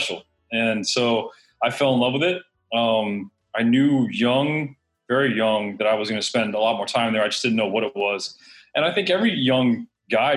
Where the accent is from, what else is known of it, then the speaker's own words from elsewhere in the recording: Miami, Florida, United States; also born or lived in Coral Gables, Florida; born and raised in South Florida, born in Coral Gables, raised in southwest Miami